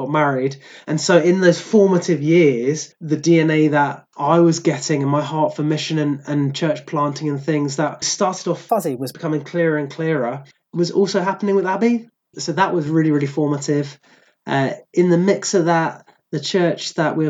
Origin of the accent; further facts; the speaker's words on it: Croydon, London, United Kingdom; also born or lived in Aberdeenshire, Scotland; now in Inverclyde, United Kingdom; I grew up in a very charismatic Anglican church in South London. So I'm originally from Croydon